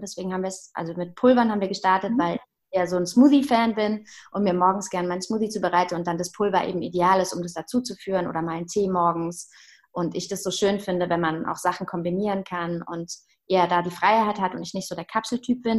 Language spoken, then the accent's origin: German; Heidelberg, Baden-Württemberg, Germany; moved away as an adult; also born or lived in Hamburg; now in Berlin, Germany; ich komme äh, ursprünglich aus Heidelberg